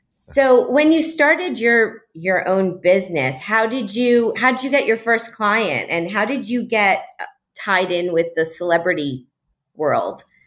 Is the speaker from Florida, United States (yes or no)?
yes; Miami, Florida, United States; Miami is my hometown.